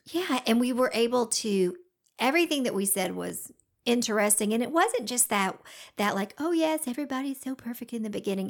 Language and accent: English; Georgia, United States; accent: Southern